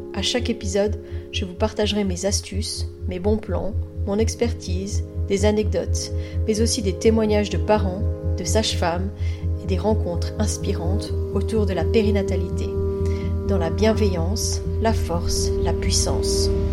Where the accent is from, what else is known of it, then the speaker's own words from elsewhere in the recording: Belgium; chez nous en Belgique